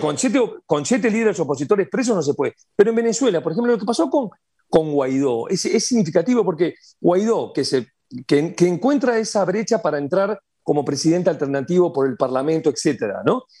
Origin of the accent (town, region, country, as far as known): Uruguay